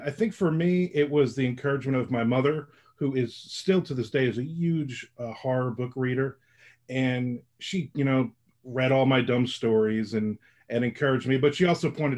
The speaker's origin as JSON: {"language": "English", "town": "Middletown", "region": "New Jersey", "country": "United States", "tie": "born or raised there", "also_born_or_lived": "Newark, New Jersey", "moved": "yes", "lives_now": "Florida, United States", "said": "I'm originally from New Jersey, and I was born in Newark, and I grew up in Middletown, New Jersey."}